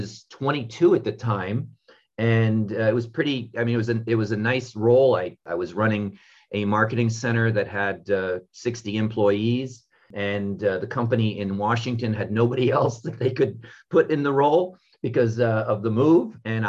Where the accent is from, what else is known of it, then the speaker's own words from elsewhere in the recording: Paris, Île-de-France, France; I was born in Paris. My father was American military and my mom was French.